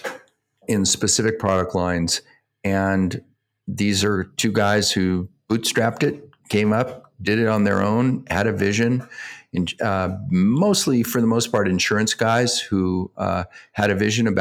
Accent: Sacramento, California, United States; not far from Sacramento, my hometown

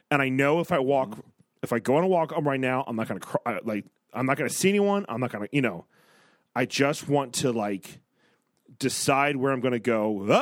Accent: Texas, United States; I'm a Texan, not a Texarkana.

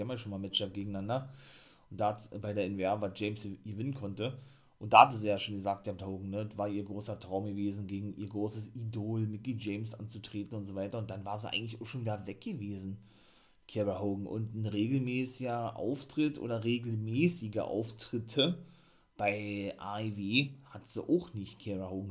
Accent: Germany; bei uns in Deutschland, in Berlin

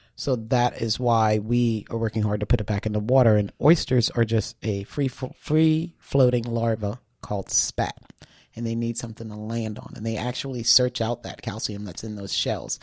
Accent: Charleston, South Carolina, United States; born or raised there

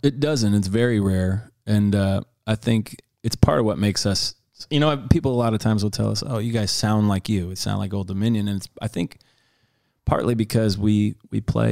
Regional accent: Detroit, Michigan, United States; I grew up in Detroit

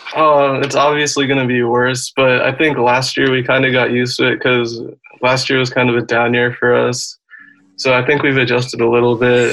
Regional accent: Massachusetts, United States; I'm from Massachusetts, so I'm a Patriots fan

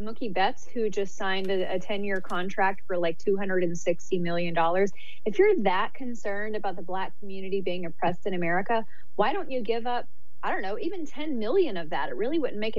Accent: Auburn, Alabama, United States; now in California, United States; You know, I grew up in Alabama, so Auburn, Alabama, intense, heated, sometimes violent rivalry.

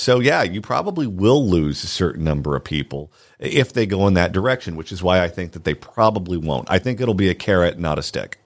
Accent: Southern California, United States; I'm from Southern California

